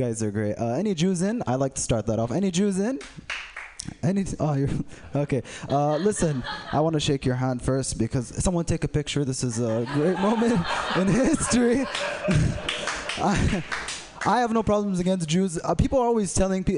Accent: Saudi Arabia; I'm from Saudi Arabia, not Bedrock. We speak English.

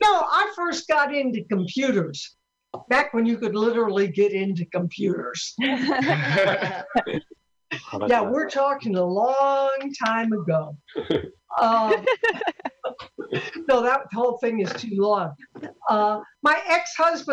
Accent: Sioux City, Iowa, United States; I'm from Sioux City, Iowa

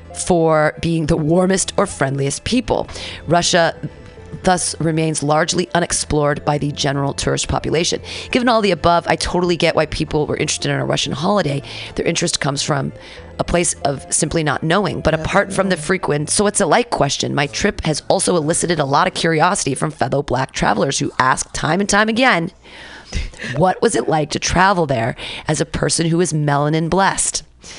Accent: Canada; upon discovering I was from Canada, engaged us in an animated discussion about his love for my country.

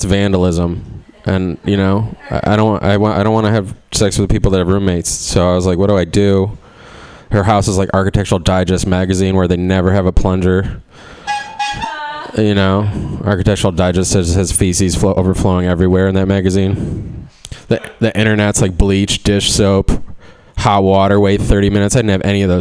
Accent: Cleveland, Ohio, United States; I'm from Cleveland

